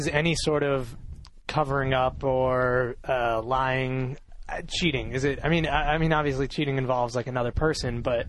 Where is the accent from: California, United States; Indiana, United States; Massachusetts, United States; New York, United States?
Massachusetts, United States; moved away; I'm a senior from Massachusetts.